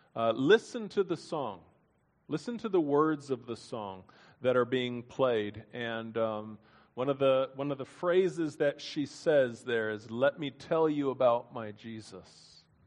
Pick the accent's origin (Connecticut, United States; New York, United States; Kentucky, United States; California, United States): Kentucky, United States; Lexington; my hometown in Lexington, Kentucky